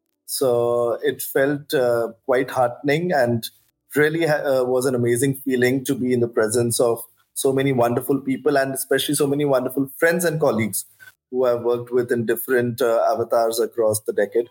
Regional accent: New Delhi, Delhi, India; I grew up in New Delhi

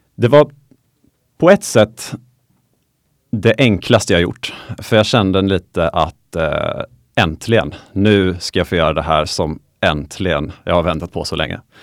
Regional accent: Småland, Kalmar County, Sweden; Det var nere i Småland där jag är ifrån. Så jag kommer från, från Kalmar län

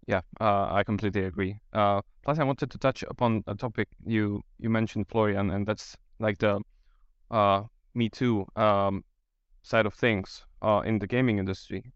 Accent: Slovakia; I'm from Slovakia

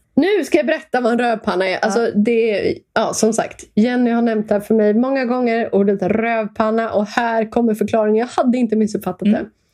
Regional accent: Stockholm, Stockholm County, Sweden; Jag växte upp i Stockholm, eh, gick i skola

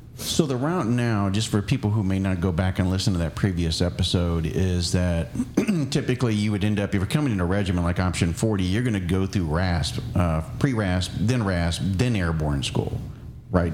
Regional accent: Florida, United States; moved away; I'm from Florida

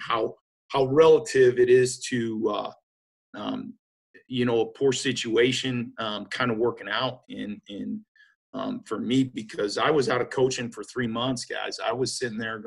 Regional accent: Omaha, Nebraska, United States; I grew up in Omaha, Nebraska, and went to a Catholic

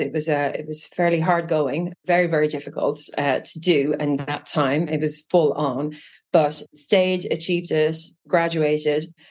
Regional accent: Trim, Leinster, Ireland; moved away as an adult; also born or lived in Japan / London, United Kingdom / Israel; now in Virginia, United States; growing up in Trim

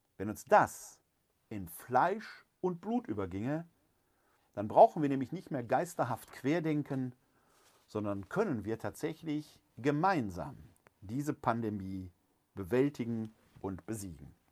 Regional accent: Germany; uns Deutschen

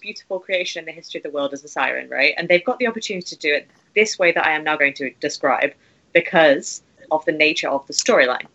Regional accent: England, United Kingdom; I'm English.

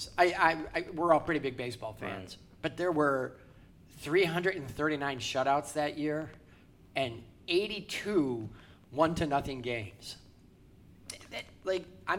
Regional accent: Chicago, Illinois, United States; I grew up in Chicago

